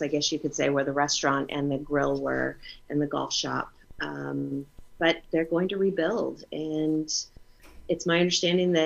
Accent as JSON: {"language": "English", "town": "Napa", "region": "California", "country": "United States", "tie": "born or raised there", "also_born_or_lived": "Washington, D.C.", "said": "I was born and raised in Napa"}